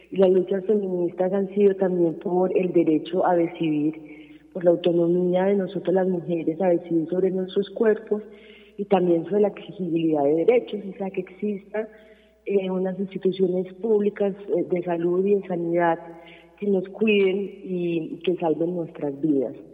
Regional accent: Colombia; nosotras eh, también nos soñamos, como muchos colombianos y colombianas, un futuro en paz.

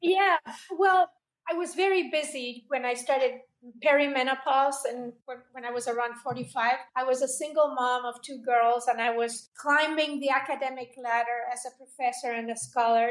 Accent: Buenos Aires, Argentina; moved away as an adult; also born or lived in Los Angeles, United States; now in United States; I emigrated into the United States from Argentina. I was born in Buenos Aires

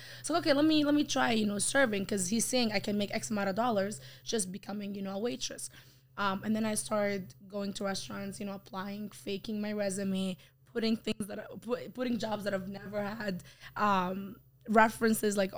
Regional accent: Saudi Arabia; English is a second language; moved away as an adult; now in Canada; I was raised in Saudi Arabia

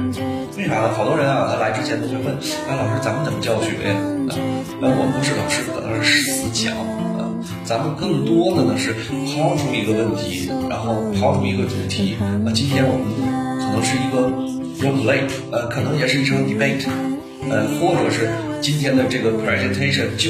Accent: Liaoning, China; 我呢是来自于辽宁啊。

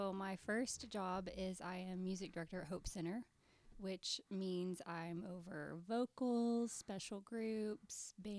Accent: Texas, United States; moved away as an adult; also born or lived in Mississippi; now in California, United States; I was raised in Texas.

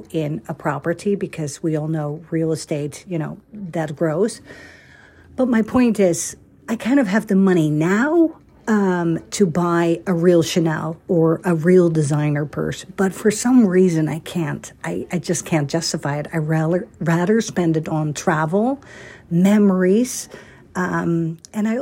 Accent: Amsterdam, North Holland, Netherlands; moved away; I grew up in Holland, Amsterdam

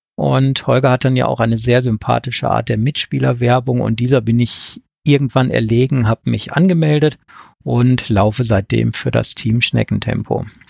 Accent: Ruhr area, North Rhine-Westphalia, Germany; now in Wettmar, Germany; Vermutlich hört man mir an, dass ich dort nicht geboren wurde, ursprünglich komme ich aus dem Ruhrgebiet

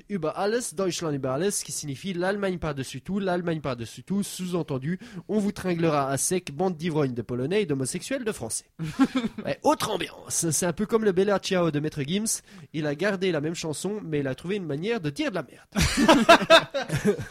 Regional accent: Swiss Jura, Switzerland; first language French; j'ai grandi dans une région qui, pendant longtemps, faisait partie, était petite part d'une plus grosse région euh, alémanique. Sauf que nous, on parlait français dans notre région, donc dans le Jura suisse

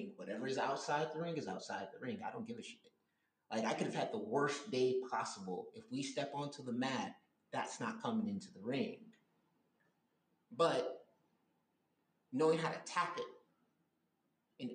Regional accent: Miami Gardens, Florida, United States; as a young black man growing up in Miami Gardens, Florida.

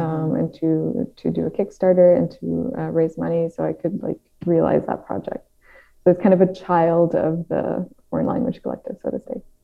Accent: Netherlands; English is a second language; I'm from the Netherlands

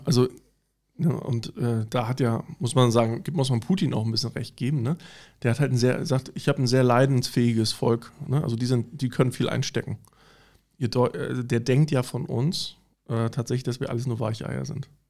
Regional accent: East Germany, Germany; ich bin sogar so groß geworden im Osten tatsächlich in der kleinen Bude

